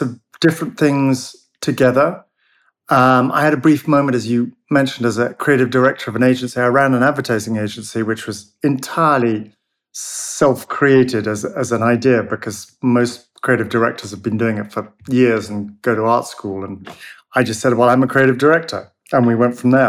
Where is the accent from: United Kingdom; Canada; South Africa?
United Kingdom; now in London, United Kingdom; But we're British